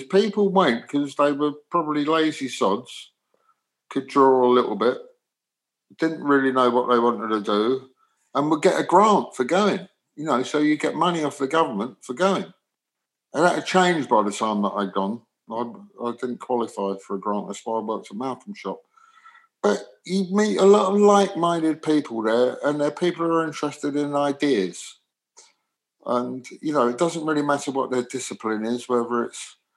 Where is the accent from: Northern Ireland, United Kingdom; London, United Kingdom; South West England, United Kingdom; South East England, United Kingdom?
London, United Kingdom; where I was brought up in London, sort of a real working class